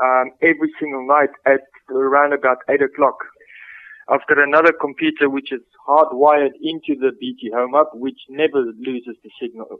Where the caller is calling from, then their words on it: Manchester, North West England, United Kingdom; I'm phoning from Manchester in the United Kingdom.